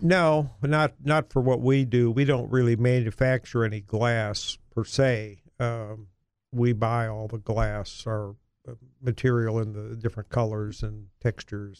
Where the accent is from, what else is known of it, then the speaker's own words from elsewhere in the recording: Cleveland, Ohio, United States; moved away as an adult; now in Little Rock, United States; growing up in a large city in Ohio up north, uh, Cleveland, yeah, Cleveland